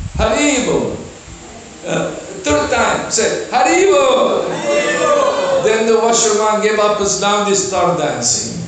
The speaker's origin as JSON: {"language": "English", "country": "Syria", "tie": "born or raised there", "moved": "yes", "said": "I was born in Middle East Syria, a Muslim country. My parents were Christian, minority, less than 10%"}